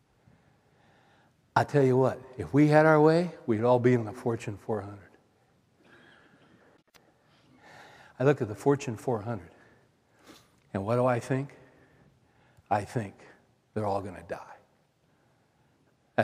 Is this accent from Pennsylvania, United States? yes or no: no; Central Valley, California, United States; I grew up in California, Central Valley